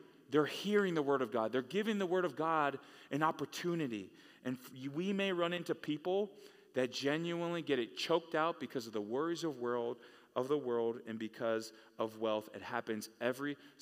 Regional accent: California, United States; Growing up in California, I started going to church in high school

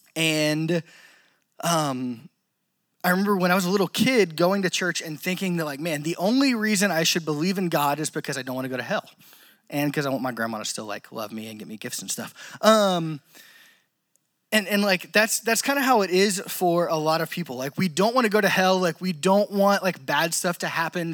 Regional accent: Louisiana, United States; I'm from Louisiana

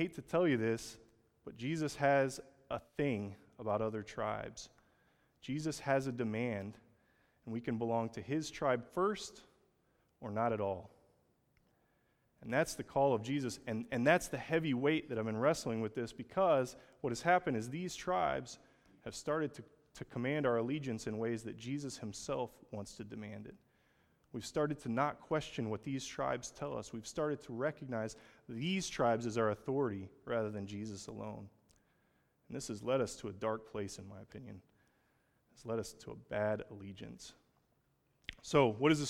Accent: Oklahoma, United States; I'm from Oklahoma.

